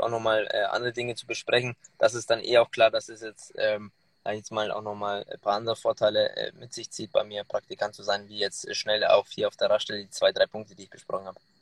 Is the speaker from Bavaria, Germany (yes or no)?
yes; Munich, Bavaria, Germany; gebürtiger Münchner